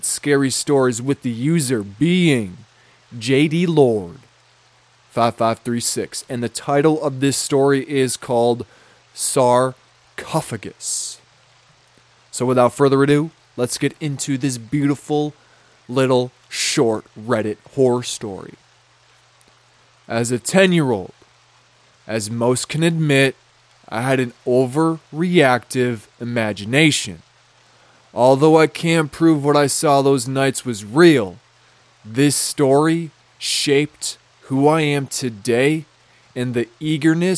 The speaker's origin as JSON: {"language": "English", "town": "Lonsdale", "region": "Minnesota", "country": "United States", "tie": "born or raised there", "said": "when I was little, growing up in Lonsdale, Minnesota, right, I had a house."}